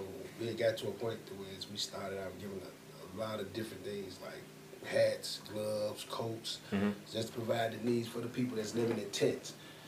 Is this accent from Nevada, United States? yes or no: no; Chicago, Illinois, United States; Man, it was, like, in the situation, man, growing up in Chicago, it was just a whole lot of different opportunities, you know, and it was rough.